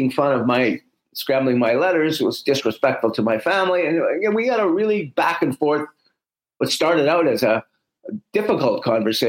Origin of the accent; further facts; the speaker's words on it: Canada; We're Canadian